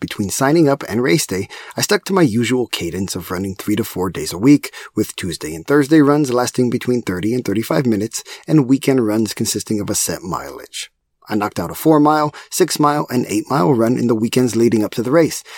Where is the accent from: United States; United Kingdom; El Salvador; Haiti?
United States; Texas; As a proud Texan